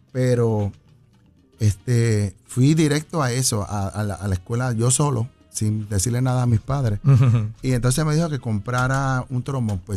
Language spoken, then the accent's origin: Spanish; Naranjito, Puerto Rico; also born or lived in New York; Bueno, yo nací en Nueva York eh, y entonces me mudé para Naranjito, que mi familia toda es de allá. Entonces en el 80 me mudé para Caguas.